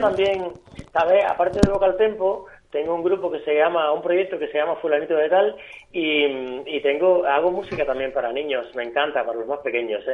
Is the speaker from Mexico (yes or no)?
no; Villa Clara, Cuba; moved away as an adult; also born or lived in Havana; now in Spain; Yo soy de Santa Clara, bodea de del centro de la isla, de un pueblito al lado de Santa Clara